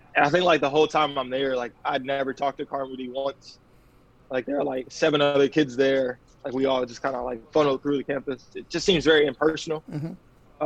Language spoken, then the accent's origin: English; Chicago, Illinois, United States; also born or lived in Mississippi; I'm actually originally from Mississippi, and I moved to Chicago like you know, permanently when I was around nine